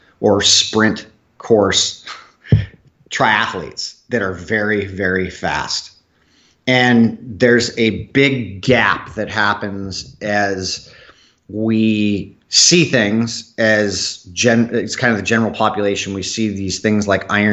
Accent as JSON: {"language": "English", "region": "Southern California", "country": "United States", "tie": "born or raised there", "said": "I grew up in Southern California."}